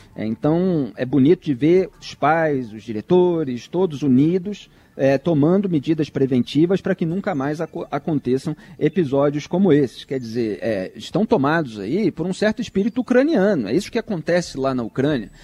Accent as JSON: {"language": "Portuguese", "region": "Rio de Janeiro", "country": "Brazil", "tie": "born or raised there", "said": "Cresci no Rio de Janeiro vendo ele é, comendo e tomando chopp com os amigos na Cobal do Leblon"}